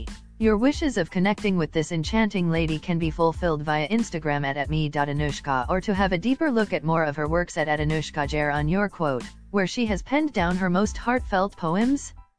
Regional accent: Deoghar, Jharkhand, India; I am from Deoghar, Jharkhand.

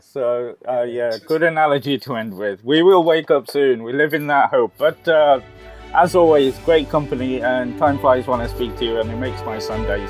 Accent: India; You know, it's being an Indian football supporter and trying to live the dream that's not coming true anyway, soon anyway.

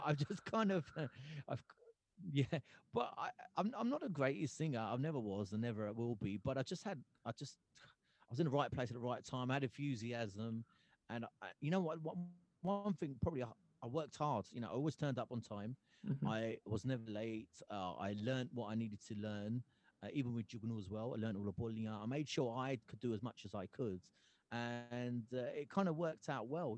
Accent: Gravesend, South East England, United Kingdom; moved away as an adult; also born or lived in Hoshiarpur, India; now in Yorkshire, United Kingdom; that's where I grew up in Gravesend. I became a Gravesend boy

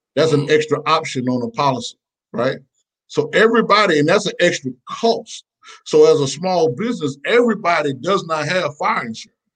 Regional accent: Macon, Georgia, United States; originally from Macon, Georgia

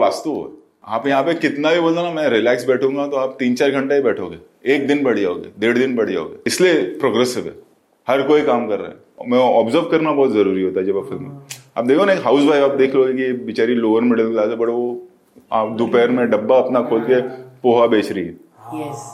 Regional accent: Mumbai, Maharashtra, India; born or raised there

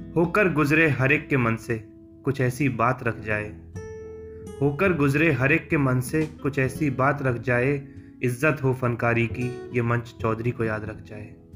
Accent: Aligarh, Uttar Pradesh, India; मैं अलीगढ़ उत्तर प्रदेश का रहने वाला हूँ

